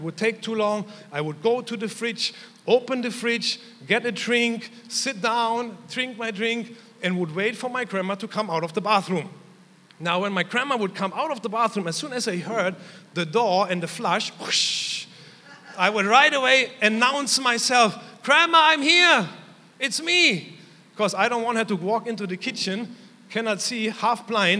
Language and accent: English; Germany; moved away; growing up in Germany.